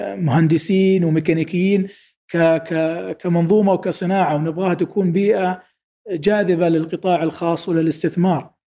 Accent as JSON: {"language": "Arabic", "country": "Saudi Arabia", "said": "انا كسعودي"}